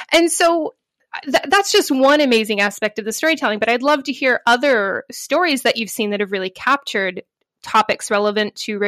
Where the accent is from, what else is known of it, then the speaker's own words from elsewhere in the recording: United States; I'm American, but I haven't been to a conference in a long time